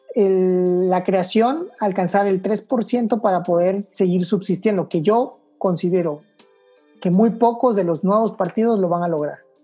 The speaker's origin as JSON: {"language": "Spanish", "country": "Mexico", "said": "tenemos que como mexicanos"}